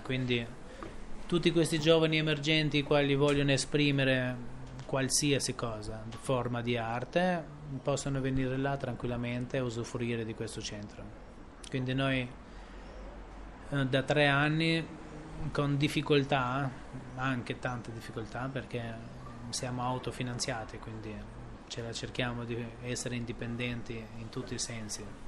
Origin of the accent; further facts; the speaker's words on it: Tirana, Tirana County, Albania; io sono cresciuto qua a Tirana